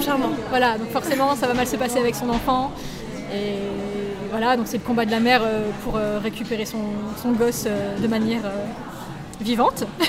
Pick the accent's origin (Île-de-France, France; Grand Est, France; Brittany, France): Île-de-France, France; Paris; moved away as an adult; also born or lived in Lille / South Korea; de base, je suis parisienne et je suis partie à Lille